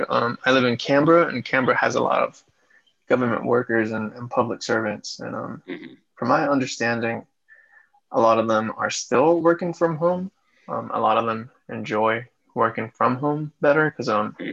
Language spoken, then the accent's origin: English; United States; as an American